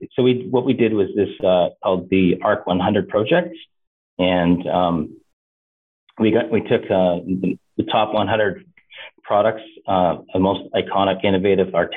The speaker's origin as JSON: {"language": "English", "country": "Canada", "also_born_or_lived": "Eastern Washington University", "said": "Even though I am Canadian, I have a lot of U.S. American connections."}